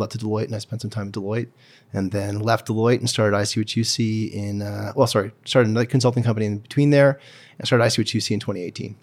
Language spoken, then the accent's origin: English; Calgary, Alberta, Canada; I grew up in Cedar Bray and then Braeside